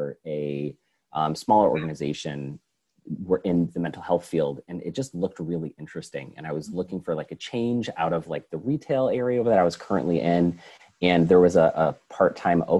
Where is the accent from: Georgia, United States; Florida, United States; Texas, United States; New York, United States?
New York, United States; Schenectady; moved away as an adult; also born or lived in Oregon / Pittsburgh; I was born and raised in Schenectady